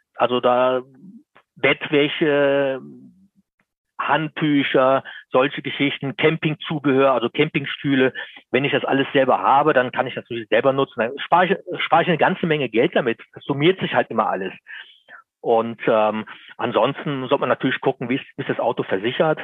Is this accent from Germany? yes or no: yes; Lower Bavaria, Germany; bei uns in Niederbayern, ich komme aus Niederbayern, da ist es sehr schön